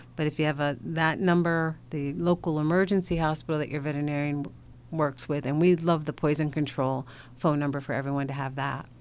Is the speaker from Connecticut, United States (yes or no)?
yes; Hartford, Connecticut, United States; I'm from Hartford, so I'm from a uh, Connecticut native